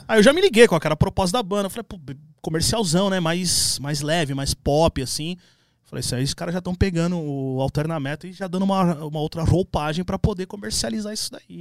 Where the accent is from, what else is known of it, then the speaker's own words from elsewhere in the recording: São Paulo, Brazil; Minha primeira bandinha era com os caras ali do, do, do, Cangaíba, que eu sou da, da, Zona Leste. E aí eu nasci na Penha